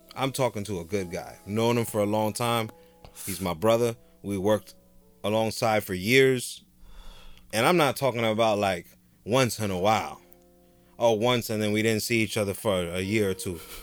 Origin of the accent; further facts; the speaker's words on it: Jersey City, New Jersey, United States; I'm from Jersey City